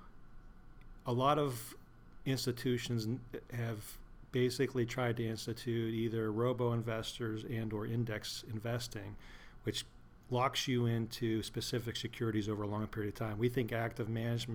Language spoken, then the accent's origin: English; Butler, Pennsylvania, United States; also born or lived in Maryland; I am originally from Pittsburgh, Pennsylvania, just actually north of Pittsburgh, Butler, Pennsylvania, and that's where I currently live.